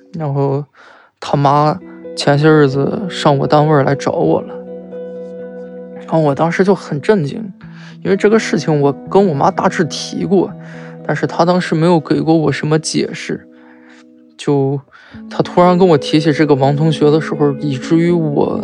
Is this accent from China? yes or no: yes; Shandong, China; 我来自山东